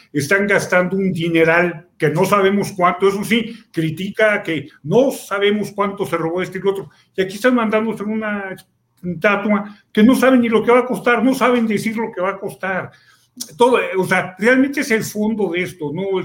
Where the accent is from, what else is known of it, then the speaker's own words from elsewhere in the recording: Mexico; yo soy mexicano, ni soy español, y soy indígena